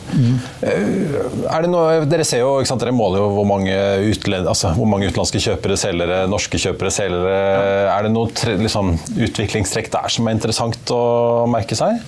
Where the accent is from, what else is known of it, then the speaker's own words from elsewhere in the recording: Norway; når vi nordmenn